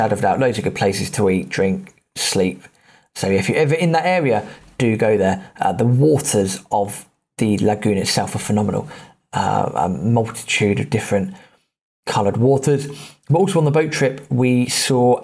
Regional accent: United Kingdom; being British

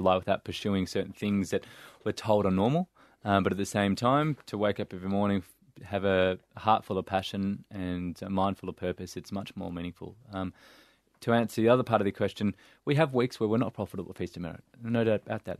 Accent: Melbourne, Victoria, Australia; growing up in Saint Kilda, a couple of kilometers down the road

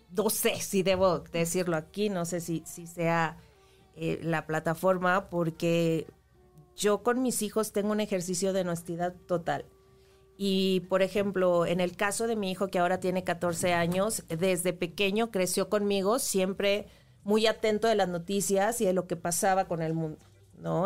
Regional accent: Chihuahua, Mexico; moved away; yo soy de Chihuahua, empecé allá eh, en Televisa, Chihuahua, estudié Ciencias de la Comunicación

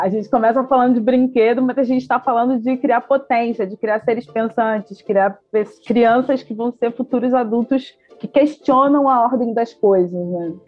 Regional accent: Belford Roxo, Rio de Janeiro, Brazil; nasci, cresci, fui criada lá em Belfor Roxo

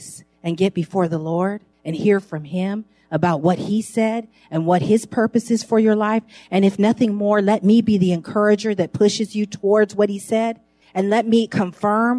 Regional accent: San Francisco, California, United States; I grew up in San Francisco, right close to Geary Street on Ellis

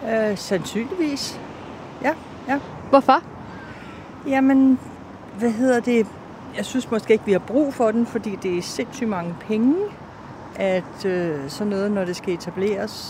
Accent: North Denmark Region, Denmark; Vi er fra Jylland, Nordjylland.

